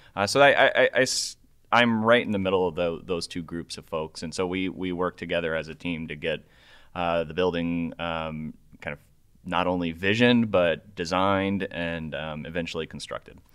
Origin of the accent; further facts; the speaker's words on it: Omaha, Nebraska, United States; moved away; I grew up in uh, in Nebraska, uh, precisely nice. Omaha, Nebraska